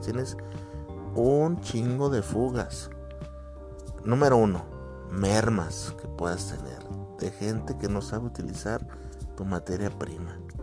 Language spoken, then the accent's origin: Spanish; Mexico; acá al menos en mi país